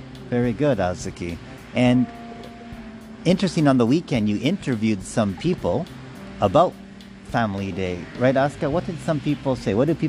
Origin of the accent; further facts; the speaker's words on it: Saskatchewan, Canada; moved away; my hometown, Saskatchewan, which is best known for growing.